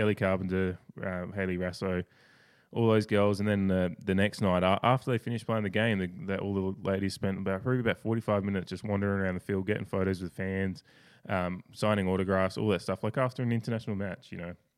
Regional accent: Australia; as an Australian

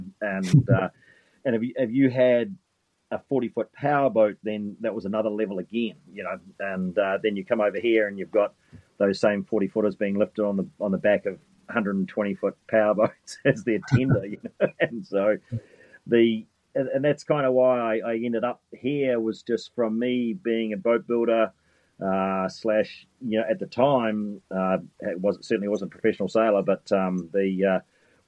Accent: New Zealand; moved away as an adult; now in United States; as a Kiwi kid

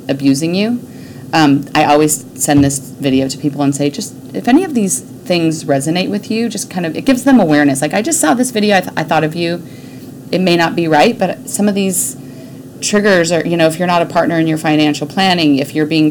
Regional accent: Jackson, Wyoming, United States; now in Dallas, United States; I grew up in Jackson Hole, Wyoming, mm-hmm. fourth generation.

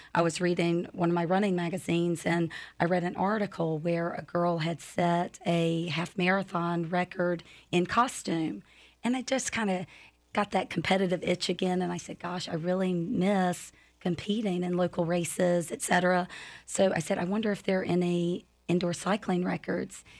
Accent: North Carolina, United States; moved away as an adult; now in Lakeland, United States; I'm from North Carolina, moved here in 2013

